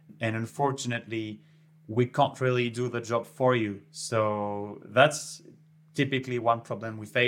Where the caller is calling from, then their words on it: Montpellier, Occitania, France; And I'm calling from Montpellier, south of France.